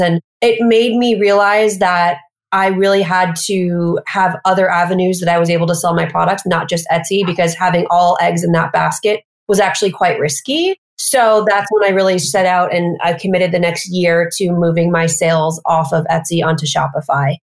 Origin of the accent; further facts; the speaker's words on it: Missouri, United States; moved away as an adult; now in New York City, United States; I'm from the Midwest in Missouri. And I moved here.